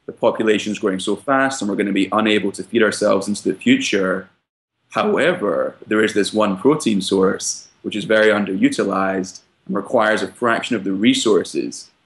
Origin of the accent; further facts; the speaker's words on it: Scotland, United Kingdom; moved away as an adult; now in United States; My background is I grew up in Scotland and I came to the US around 5 years ago to study at Brown University